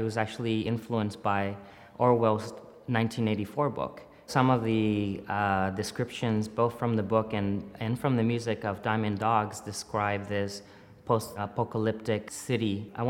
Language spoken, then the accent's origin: English; Tijuana, Baja California, Mexico; also born or lived in San Diego, United States; Part of the influence of my visual art is really growing up in Tijuana, San Diego area and kind of being bicultural, bilingual.